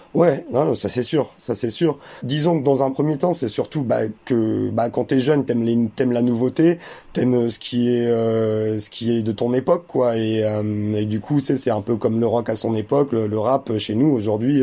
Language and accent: French; France; Mon, ma mère est allemande, mon père est algérien, et moi, je suis, euh, je suis né en France.